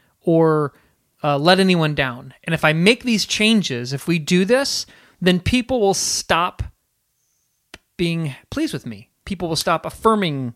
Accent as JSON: {"language": "English", "country": "United States", "said": "we're conditioned as Americans, as good American consumers"}